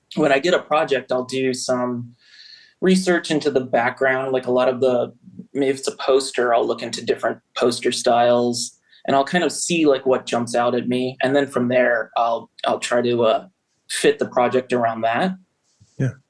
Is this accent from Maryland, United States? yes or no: yes; Prince George's County, outside DC, Maryland, United States; now in Baltimore, United States; I grew up uh, right outside of DC, Prince George's County.